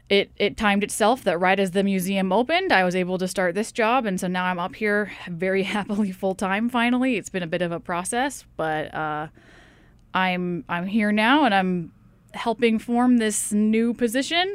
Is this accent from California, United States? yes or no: no; Tacoma, Washington, United States; moved away as an adult; also born or lived in Seattle, Washington; now in Sitka, United States; I grew up in the Seattle area, actually probably closer to Tacoma in reality